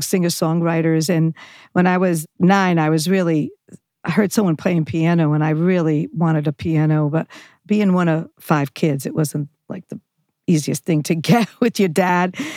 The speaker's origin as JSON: {"language": "English", "town": "Johnston", "region": "Rhode Island", "country": "United States", "tie": "born or raised there", "also_born_or_lived": "Providence, Rhode Island", "moved": "yes", "lives_now": "Los Angeles, United States", "said": "I grew up in, uh, Rhode Island, Providence, then Johnston, very s, small place, Johnston, Rhode Island"}